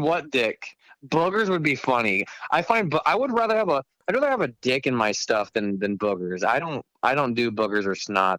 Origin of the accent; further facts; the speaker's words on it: Omaha, Nebraska, United States; I'm from Omaha